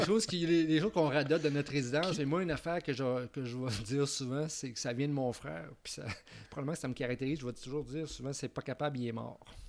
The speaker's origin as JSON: {"language": "French", "town": "Quebec City", "region": "Quebec", "country": "Canada", "moved": "as an adult", "lives_now": "Montreal, Canada", "said": "je viens de Québec"}